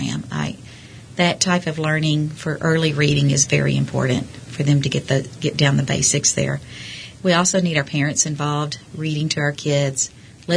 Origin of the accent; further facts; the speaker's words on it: Abilene, Texas, United States; moved away as an adult; also born or lived in San Antonio, Texas; now in Midland, United States; I'm originally from Abilene, Texas, and I went to college in San Antonio at Trinity University